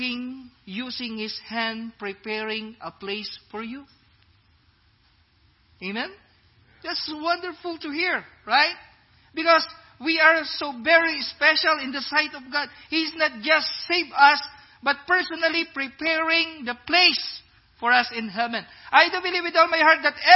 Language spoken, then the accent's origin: English; Philippines; now in Iowa, United States; I'm black, I'm brown, I'm a Filipino